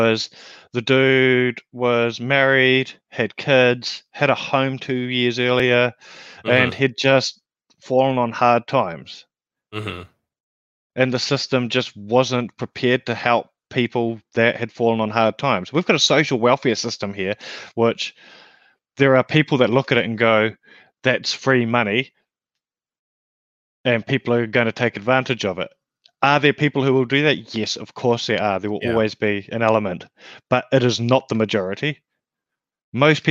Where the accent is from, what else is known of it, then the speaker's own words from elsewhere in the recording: New Zealand; now in Australia; I come from a small country as well. I come from New Zealand, which is paradise.